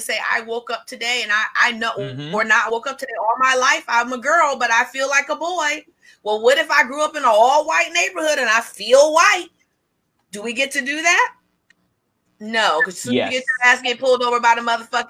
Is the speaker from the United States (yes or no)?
yes; Paterson, New Jersey, United States; I am from New Jersey, Patterson, New Jersey